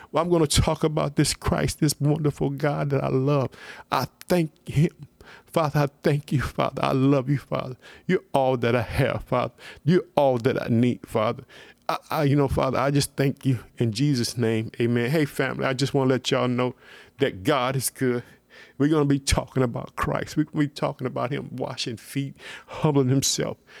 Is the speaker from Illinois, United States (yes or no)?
yes; Illinois, United States; my hometown, the state of Illinois.